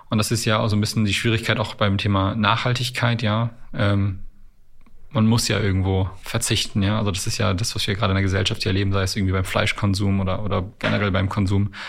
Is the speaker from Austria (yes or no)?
no; Canada; born there; ich bin ein gebürtiger Kanadier